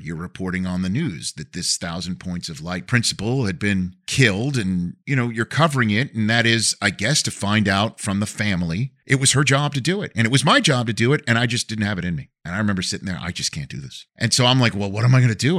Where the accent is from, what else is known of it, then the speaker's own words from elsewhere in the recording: New York City, New York, United States; accent: New York; moved away; my hometown newspaper, the Staten Island Advance